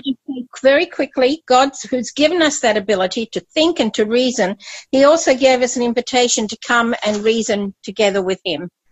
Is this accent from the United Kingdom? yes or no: yes; Scotland, United Kingdom; moved away; also born or lived in Papua New Guinea; I was born in Scotland and my culture, I was brought up doing Highland dancing.